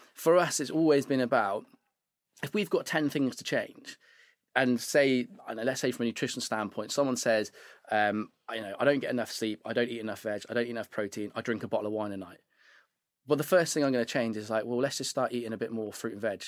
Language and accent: English; Devizes, South West England, United Kingdom; moved away as an adult; I'm from Wiltshire.